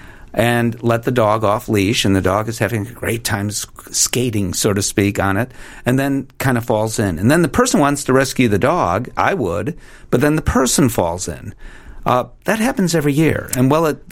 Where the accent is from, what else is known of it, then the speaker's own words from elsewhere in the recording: Chicago, Illinois, United States; I grew up in Chicago